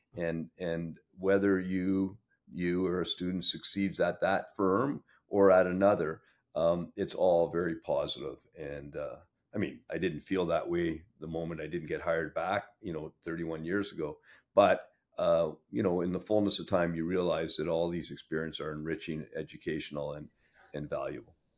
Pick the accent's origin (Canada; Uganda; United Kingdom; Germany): Canada; Sudbury, Ontario; moved away; I grew up in Sudbury. Uh, it's my hometown